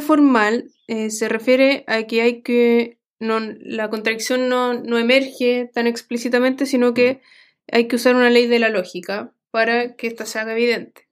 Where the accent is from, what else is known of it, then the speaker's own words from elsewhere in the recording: Santiago, Santiago Metropolitan Region, Chile; como soy de Santiago